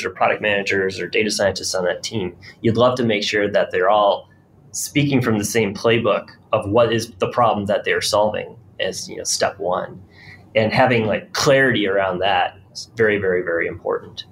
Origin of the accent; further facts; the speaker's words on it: Rochester, New York, United States; I'm from Rochester, New York, and I watched during my adolescence lots of my friends' parents get laid off